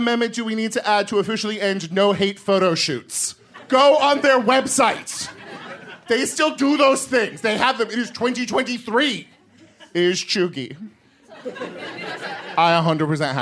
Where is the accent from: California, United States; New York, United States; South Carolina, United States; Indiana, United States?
California, United States; As Californian